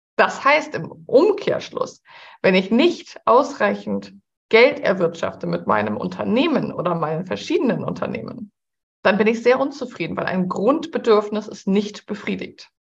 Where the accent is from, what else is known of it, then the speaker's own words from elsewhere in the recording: Hamburg, Germany; Ich bin ja Hamburgerin